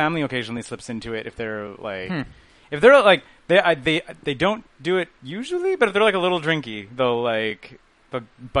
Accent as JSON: {"language": "English", "town": "Halifax", "region": "Nova Scotia", "country": "Canada", "said": "Yeah. I'm from Halifax. Yeah, I love the Maritimes."}